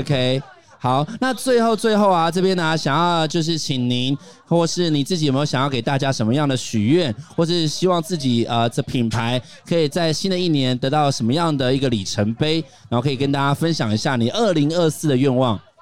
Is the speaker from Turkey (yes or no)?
no; Taipei, Taiwan; 我是台北人